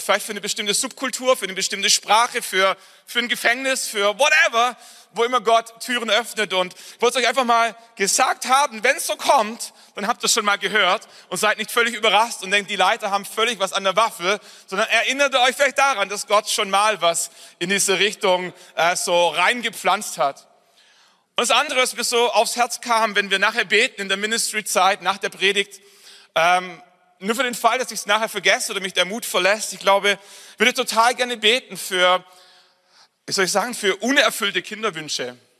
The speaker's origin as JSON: {"language": "German", "town": "Nördlingen", "region": "Bavaria", "country": "Germany", "said": "ich komme, wie gesagt, aus Nördlingen. Das ist eine Kleinstadt"}